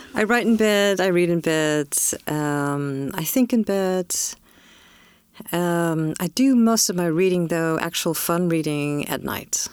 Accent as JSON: {"language": "English", "region": "California", "country": "United States", "tie": "born or raised there"}